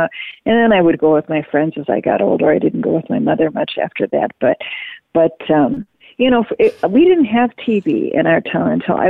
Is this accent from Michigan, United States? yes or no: yes; Marquette, Michigan, United States; moved away; I grew up in Marquette